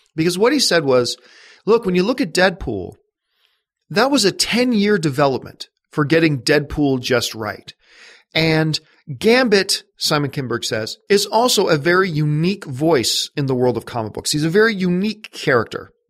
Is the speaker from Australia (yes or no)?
no; Canada; I'm Canadian